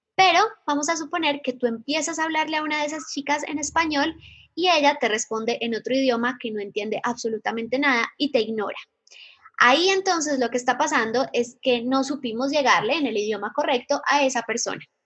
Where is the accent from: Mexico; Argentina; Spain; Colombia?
Colombia; Medellín, Antioquia; moved away; Soy de Medellín, Colombia